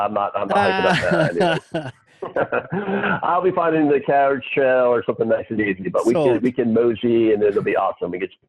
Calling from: Texas, United States; I'm coming from Texas, so don't tell anyone I'm coming. It's pretty much a mess down here right now.

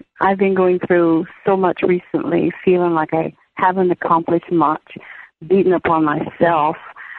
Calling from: New York City, New York, United States; Oh, I'm in New York City.

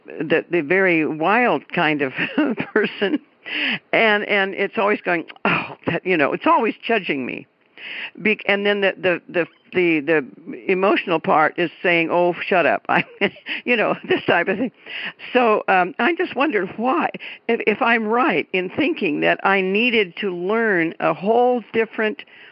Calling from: Keizer, Oregon, United States; I'm calling from Kaiser, Oregon, which is just a little neighborhood of Salem, the capital

